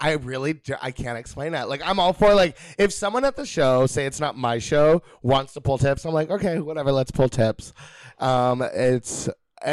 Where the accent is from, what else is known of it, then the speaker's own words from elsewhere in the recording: the Valley, California, United States; moved away as an adult; also born or lived in New York; I'm born and raised in the Valley, and I was living in New York for over 10 years.